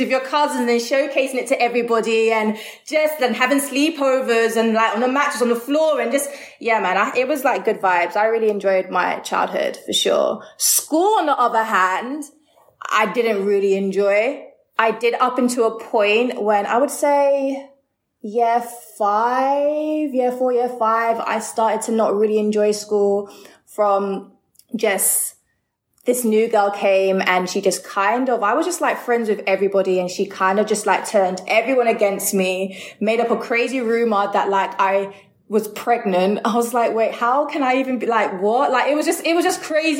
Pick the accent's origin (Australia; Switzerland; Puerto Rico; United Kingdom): United Kingdom; London; I always say I grew up in Ealing because whenever I say Greenford, people don't know Greenford, but it is in Ealing, the borough of Ealing